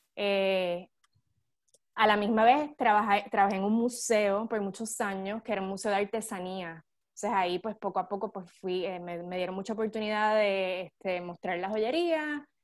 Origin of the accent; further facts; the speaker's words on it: Puerto Rico; moved away as an adult; also born or lived in Italy; now in San Diego, United States; yo me fui de Puerto Rico en el 2007